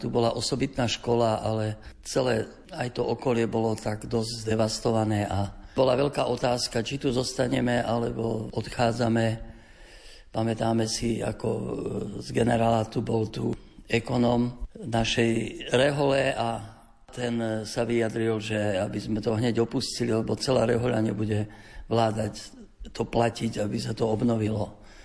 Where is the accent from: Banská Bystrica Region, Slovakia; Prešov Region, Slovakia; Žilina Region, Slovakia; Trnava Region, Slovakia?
Prešov Region, Slovakia; near Podolínec; also born or lived in Bratislava; je to aj môj rodný kraj, tu nedaleko